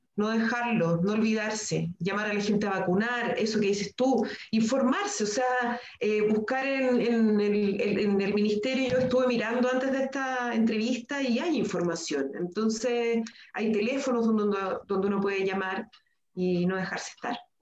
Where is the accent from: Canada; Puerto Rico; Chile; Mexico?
Chile; como sociedad chilena eh, somos muy, muy mm, pacatos